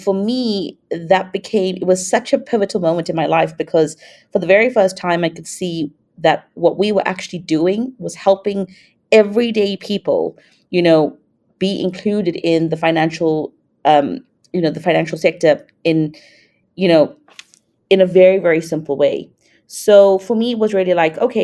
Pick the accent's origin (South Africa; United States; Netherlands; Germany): South Africa; moved away as an adult; also born or lived in Thailand / Singapore; I'm from South Africa, but I've lived in Thailand, Singapore